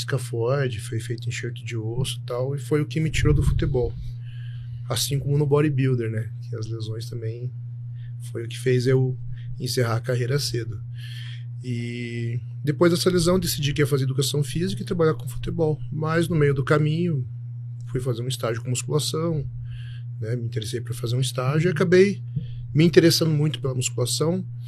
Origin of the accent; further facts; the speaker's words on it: Telêmaco Borba, Paraná, Brazil; moved away as an adult; also born or lived in Curitiba; sou nascido em Telêmaco Borba, interior do Paraná, mas a maioria das pessoas me conheceu em Curitiba, onde eu fui fazer faculdade